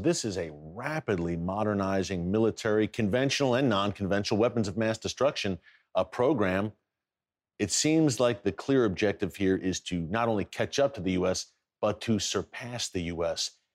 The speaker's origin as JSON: {"language": "English", "country": "United States", "said": "as an American"}